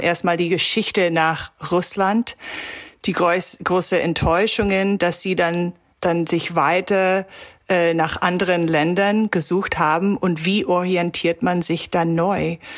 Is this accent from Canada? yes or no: yes; Toronto, Ontario, Canada; German is a second language; in Toronto, wo ich herkomme